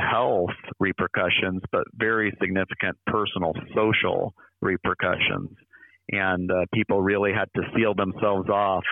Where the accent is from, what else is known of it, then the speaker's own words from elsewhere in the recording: near Iowa City, United States; now in St. Louis, United States; I grew up near Iowa City